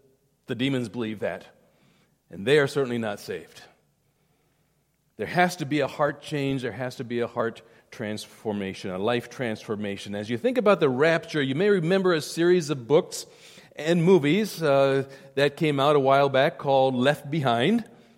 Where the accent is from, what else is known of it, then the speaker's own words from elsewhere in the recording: South India, India; When I was growing up in India, in boarding school up in the beautiful mountains of South India, 7,000 feet in the mountains